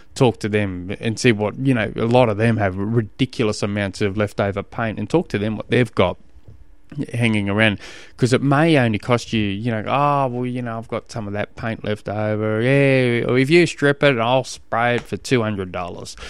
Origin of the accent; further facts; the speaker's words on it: Tasmania, Australia; I come from Tasmania